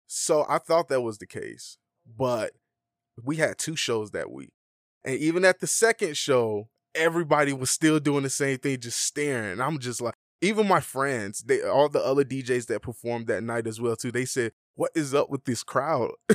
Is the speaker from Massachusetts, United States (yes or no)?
no; Atlanta, Georgia, United States; moved away as an adult; now in Las Vegas, United States; I'm from Atlanta